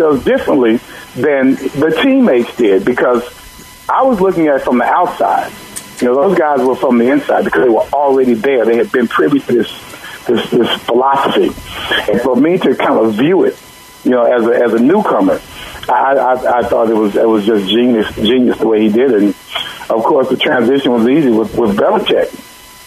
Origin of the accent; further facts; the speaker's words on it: Dallas, Texas, United States; being a black kid, you know, growing up in Dallas